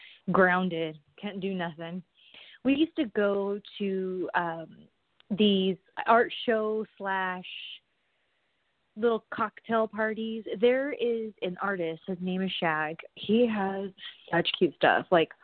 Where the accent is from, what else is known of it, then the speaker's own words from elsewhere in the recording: California, United States; Because to me, I'm from SoCal.